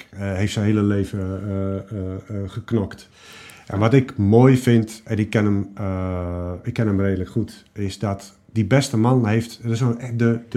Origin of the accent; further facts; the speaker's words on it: Morocco; ik kom uit een bepaalde hoek, namelijk ik ben Marokkaanse, ik ben nog vrouw ook